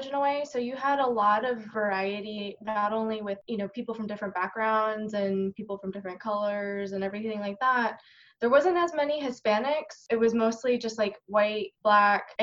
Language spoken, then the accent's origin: English; South Florida, United States; growing up in South Florida